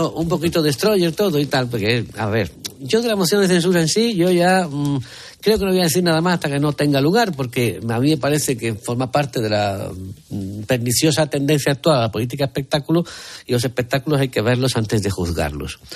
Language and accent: Spanish; Seville, Andalusia, Spain; los sevillanos tenemos fama de ser especialmente ombliguistas